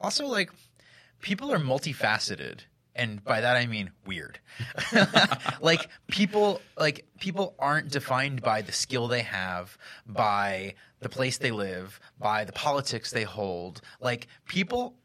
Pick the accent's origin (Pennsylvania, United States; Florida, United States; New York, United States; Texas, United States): Pennsylvania, United States; Hellertown; now in Philadelphia, United States; I grew up in Hellertown, Pennsylvania